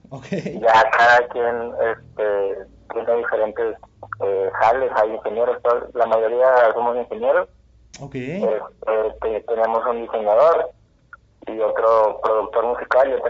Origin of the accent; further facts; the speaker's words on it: Monterrey, Nuevo León, Mexico; todos somos de, acá, de Monterrey, de diferentes municipios